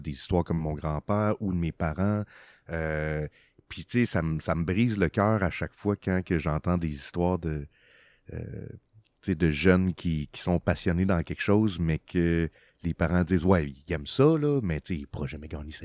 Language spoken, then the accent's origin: French; Quebec, Canada; also born or lived in Los Angeles, California, United States; notre retour au Québec